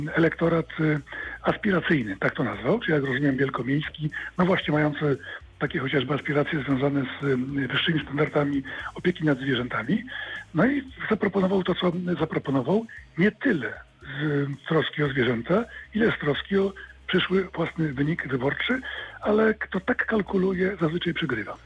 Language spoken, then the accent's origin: Polish; Wrocław, Lower Silesian Voivodeship, Poland; jestem wrocławianinem, dolnoślązakiem